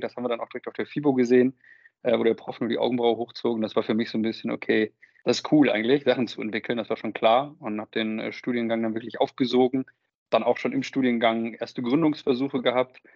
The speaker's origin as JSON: {"language": "German", "town": "Münster", "region": "North Rhine-Westphalia", "country": "Germany", "tie": "born or raised there", "said": "geboren in Münster, mittlerweile 31"}